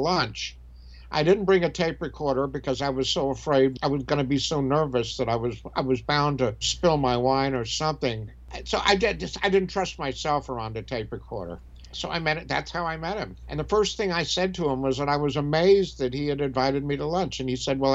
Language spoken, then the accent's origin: English; Alabama, United States; moved away as an adult; also born or lived in Paris, France / Del Mar, California / New York / Hoboken, New Jersey; I came from Alabama and then I wound up spending 8 years in Europe